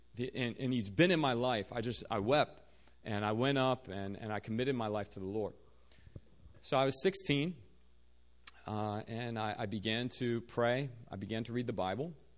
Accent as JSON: {"language": "English", "region": "Virginia", "country": "United States", "tie": "born or raised there", "moved": "as an adult", "lives_now": "South Korea", "said": "I'm originally from Virginia. Uh, grew up there"}